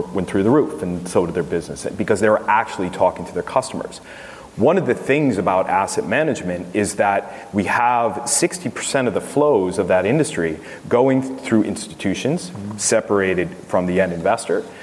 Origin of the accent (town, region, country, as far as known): United States; accent: American; moved away